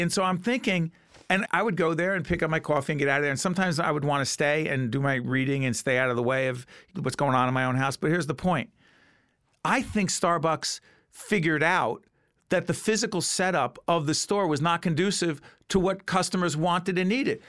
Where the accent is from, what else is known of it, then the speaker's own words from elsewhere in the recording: Montclair, New Jersey, United States; my hometown of Montclair